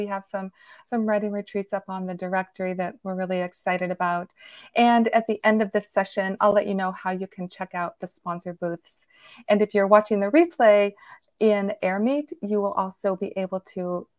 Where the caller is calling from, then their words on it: Virginia, United States; And I'm Virginia, so I'm coming in from outside of Washington, D.C.